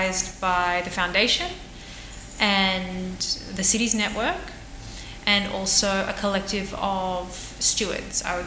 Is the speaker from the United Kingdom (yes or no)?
no; Australia; now in Barcelona, Spain; I'm Australian